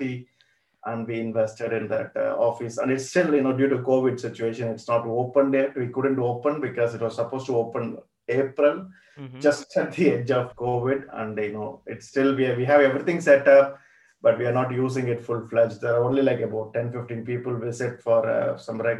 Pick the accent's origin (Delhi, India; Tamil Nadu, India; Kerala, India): Tamil Nadu, India; Coimbatore; moved away as an adult; now in London, United Kingdom; my hometown in mm-hmm. Coimbatore